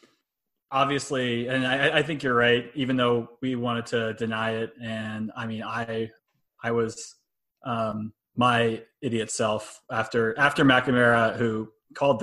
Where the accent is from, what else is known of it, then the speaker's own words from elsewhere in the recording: United States; maybe we as American citizens